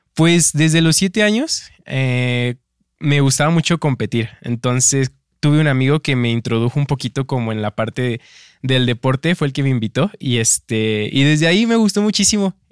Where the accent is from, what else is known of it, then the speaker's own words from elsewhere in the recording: Mexico City, Mexico; now in Zapopan, Mexico; soy originario de Ciudad de México, pero actualmente vivo en Zapopan, Jalisco.